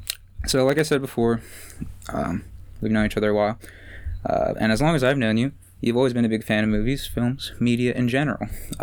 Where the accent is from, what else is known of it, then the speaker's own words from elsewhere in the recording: Annapolis, Maryland, United States; we're from Annapolis